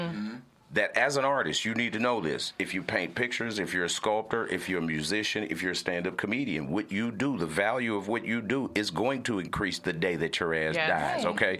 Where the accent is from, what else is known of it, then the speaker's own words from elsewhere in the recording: Atlanta, Georgia, United States; also born or lived in Houston, Texas; I'm originally from Houston, Texas, but I came up in Atlanta.